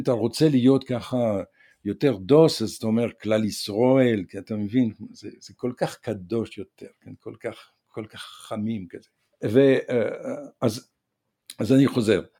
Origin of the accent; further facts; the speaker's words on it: Provence-Alpes-Côte d'Azur, France; Hebrew is a second language; also born or lived in northern France; now in Israel; מגיל שבע אני גדלתי ב-, ב-, בפרובנץ, בהר, לב-, בדרום צרפת